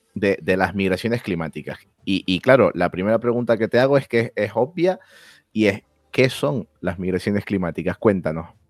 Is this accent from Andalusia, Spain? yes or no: no; Canary Islands, Spain; mi identidad como canario